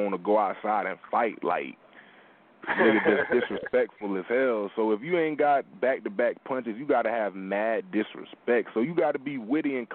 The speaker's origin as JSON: {"language": "English", "town": "Ocala", "region": "Florida", "country": "United States", "tie": "born or raised there", "said": "I'm from Ocala, Florida, my nigga. You know, hometown, you know, Orange"}